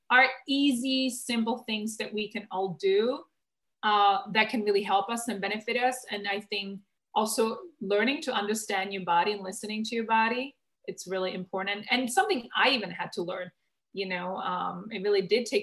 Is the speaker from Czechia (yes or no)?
yes; Czechia; moved away; I grew up in the Czech Republic, but then very early on, I traveled the world